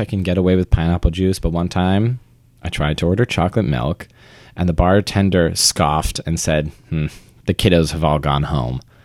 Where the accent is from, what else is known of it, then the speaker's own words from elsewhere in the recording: St. George, Vermont, United States; I grew up in Vermont.